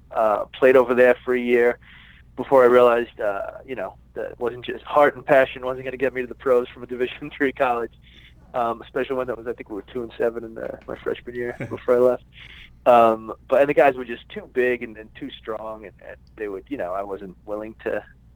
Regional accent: New York City, New York, United States; moved away as an adult; now in Los Angeles, United States; I'm from Brooklyn, New York. And I moved out to Los Angeles when I was 21 years old, and I've been here ever since. Yeah, grew up in New York, a little middle-class neighborhood.

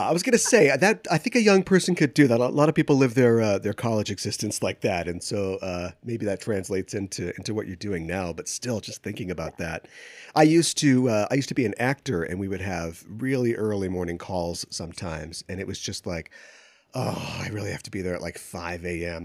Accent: Minneapolis, Minnesota, United States; I grew up in the Twin Cities area, and we don't get too many tornadoes up here

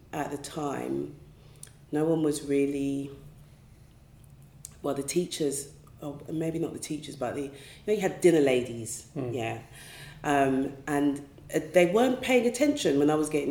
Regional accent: London, United Kingdom; also born or lived in Woolwich; I haven't moved that far away from where I was raised, to be honest. I was born in Greenwich, South East London

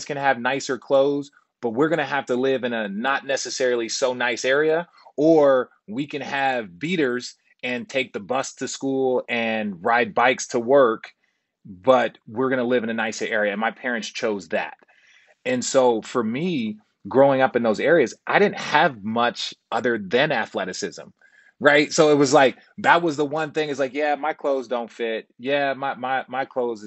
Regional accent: Glendale, Arizona, United States; also born or lived in Los Angeles, California; I grew up in Phoenix, Arizona, on the west side of Glendale.

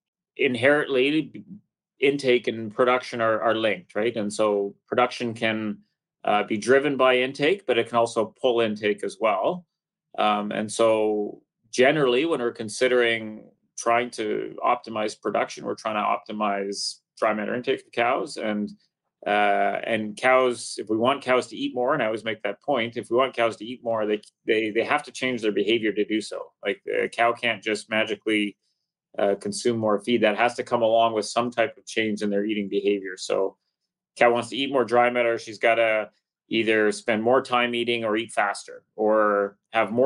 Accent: British Columbia, Canada; I grew up in Western Canada, British Columbia, went to school at the University of British Columbia

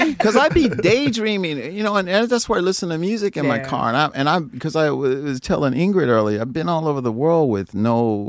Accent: East St. Louis, Illinois, United States; because I come from East St. Louis where girls

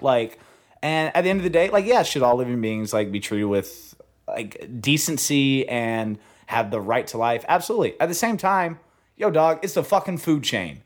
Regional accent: Hope, Arkansas, United States; moved away as an adult; now in Los Angeles, United States; I'm from a small town called Hope

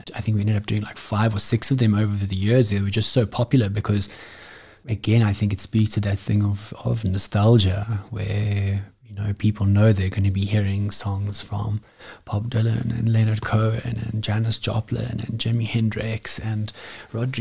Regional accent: South Africa; as South African musicians

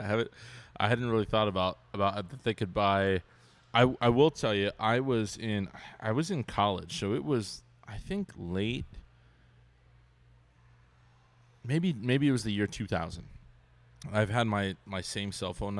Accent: Ventura, California, United States; moved away; I grew up in Ventura, and I went home

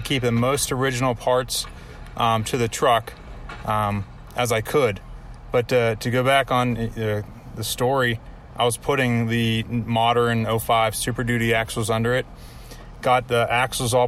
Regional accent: New Brighton, Pennsylvania, United States

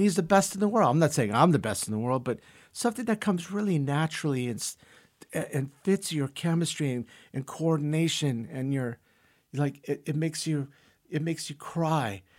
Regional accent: San Francisco, California, United States; English is a second language; also born or lived in Brazil; we moved from Brazil to San Francisco when I was four and a half, five years old

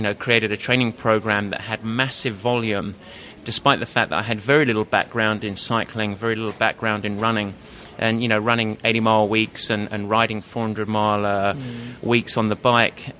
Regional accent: United Kingdom; accent: Pommy; moved away as an adult; now in San Francisco, United States; I'm based in San Francisco, actually, but obviously not from the States. I grew up just outside of London

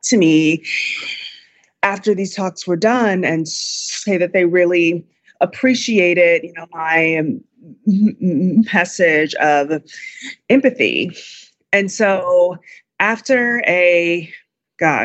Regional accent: Chicago, Illinois, United States; my hometown of Chicago

